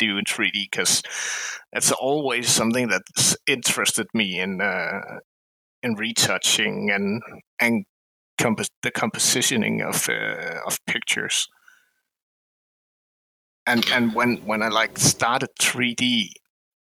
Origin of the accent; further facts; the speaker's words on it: Denmark; I'm from Denmark